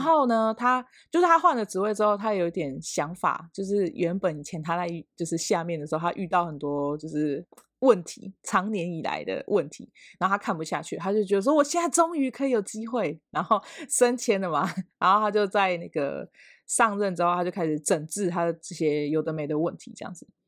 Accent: Ruisui, Hualien County, Taiwan; 只有我一个是住就是花莲的瑞穗这样

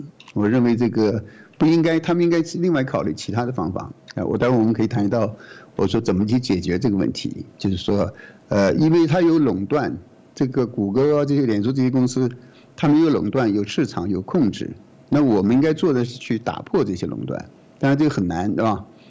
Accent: Australia; 觉得我们澳洲人的。呃，智慧产权，我们制造出来的东西被你美国人给这拿走了

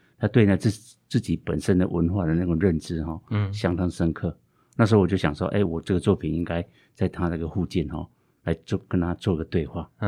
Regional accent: Meishan, Chiayi County, Taiwan; 那那我就刚好有这个议题，因为我小的时候在在梅山有没有？

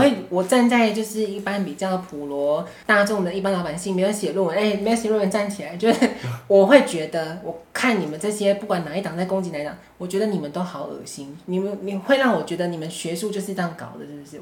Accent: Taiwan; 我们台湾人民

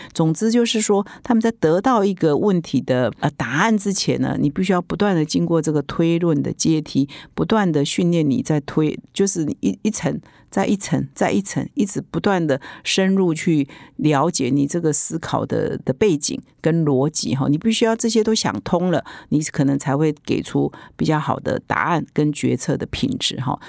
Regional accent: Taiwan; 我们台湾人啊，或者是我们华人

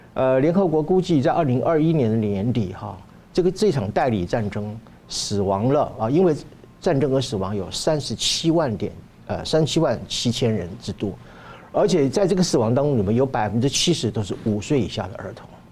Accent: Taiwan; 我们台湾人民

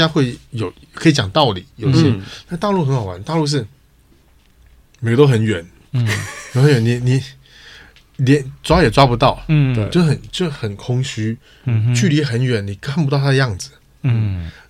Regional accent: Taiwan; 就欧洲欧美有他们的习惯，我们台湾人有台湾的习惯，大陆有他的习惯

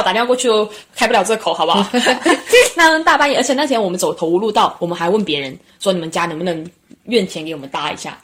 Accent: China; now in Sydney, Australia; 我们是中国人

